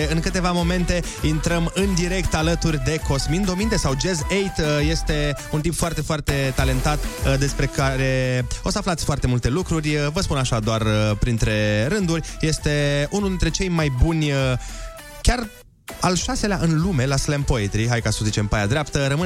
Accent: Romania; despre noi ca români, ce avem noi, ce are el și nu am eu, cum ar veni. Ce avem noi și nu au alte popoare, de ce suntem noi uh, mai speciali.

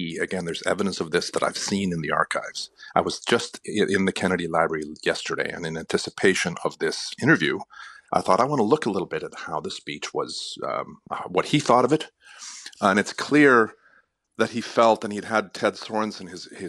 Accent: Sweden; now in United States; I'm originally from Sweden

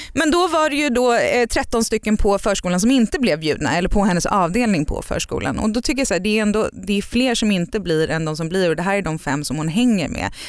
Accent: Sweden; moved away as an adult; also born or lived in United States; vi är knäppa svenskar

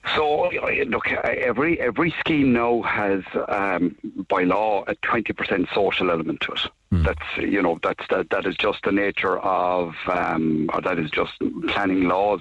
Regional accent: Blarney, Munster, Ireland; I'm from Blarney all my life. My dad was a garden Blarney

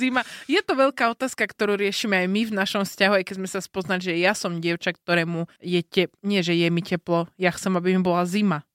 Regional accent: northern Slovakia, Slovakia; now in Bratislava, Slovakia; som zo severu a som zvyknutá na zimu

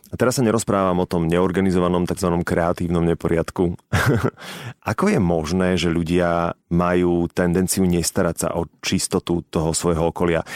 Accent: Bratislava, Bratislava Region, Slovakia; Som ten chlapec z Petržalky

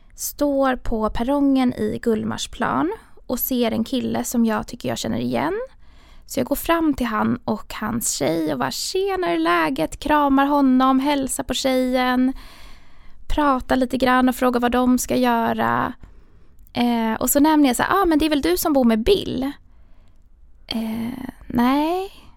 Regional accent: Stockholm, Stockholm County, Sweden; jag är uppväxt i, i Stockholm, ganska centralt

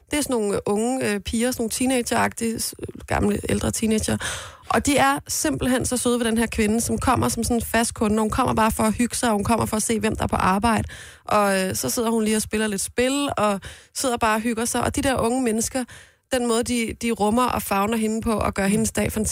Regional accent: Galten, Central Denmark Region, Denmark; Jeg er fra Galten.

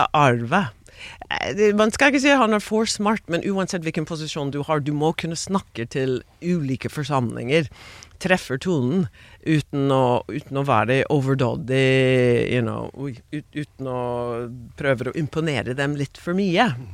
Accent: Maryland and DC area, United States; born or raised there; Norwegian is a second language; moved away as an adult; also born or lived in Queens, New York; now in Norway

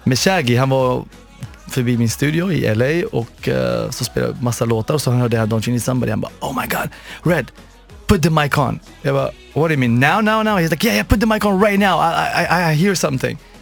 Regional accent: Morocco; moved away; also born or lived in Sweden / Los Angeles, United States; jag kommer från Marocko från början

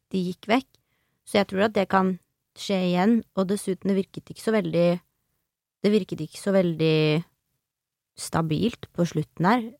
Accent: Nes, Norway; jeg er fra Nes

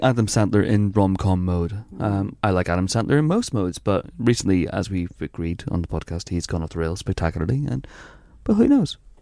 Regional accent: Northern Ireland, United Kingdom; growing up in Northern Ireland

